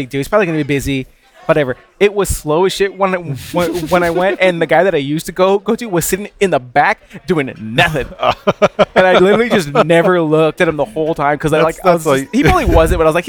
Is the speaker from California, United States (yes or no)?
yes; Los Angeles, California, United States; I'm from LA. I'm from California